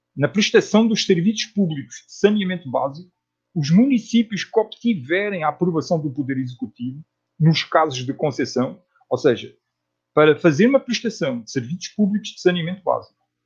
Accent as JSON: {"language": "Portuguese", "country": "Portugal", "tie": "born or raised there", "also_born_or_lived": "Netherlands", "moved": "as an adult", "lives_now": "Brazil", "said": "eu nasci em Portugal e morei em Portugal até aos trinta anos de idade. Aí mudei-me para a Holanda"}